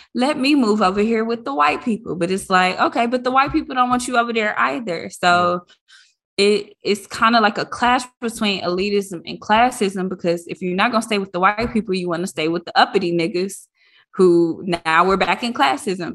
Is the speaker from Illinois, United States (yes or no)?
no; Detroit, Michigan, United States; I grew up in Detroit public schools